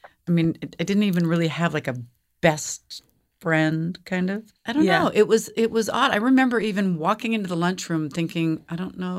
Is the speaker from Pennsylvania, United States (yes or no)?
no; Seattle, Washington, United States; I was born in Seattle, Washington. Born and raised in Seattle.